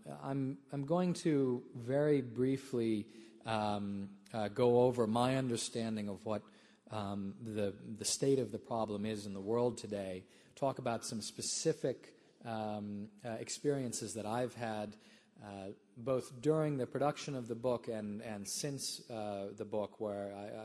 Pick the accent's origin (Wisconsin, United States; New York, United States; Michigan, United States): Wisconsin, United States; I was born in Wisconsin